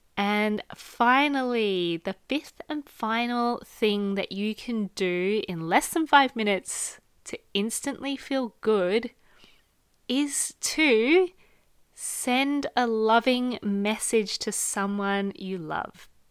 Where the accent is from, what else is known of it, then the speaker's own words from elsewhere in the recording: Australia; moved away; I come from a very small family, just me, my mum, and my dad growing up in Australia